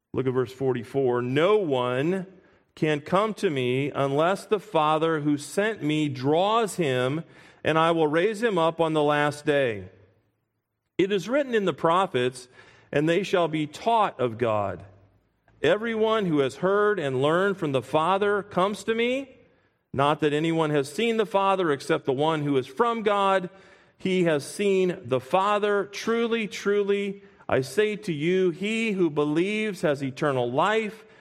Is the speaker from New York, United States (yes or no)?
no; Springfield, Illinois, United States; moved away as an adult; now in Pennsylvania, United States; Whenever Kathy and I go back to our hometown